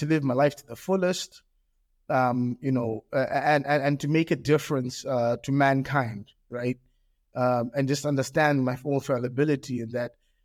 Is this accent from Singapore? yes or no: no; Australia; also born or lived in England; now in Zimbabwe; My primary school years where I grew up in Australia, and this is in the 80s, in Australia